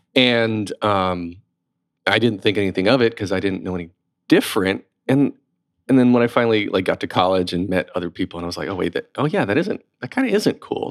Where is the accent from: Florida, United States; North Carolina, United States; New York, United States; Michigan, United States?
North Carolina, United States; moved away; also born or lived in Raleigh; I grew up in North Carolina too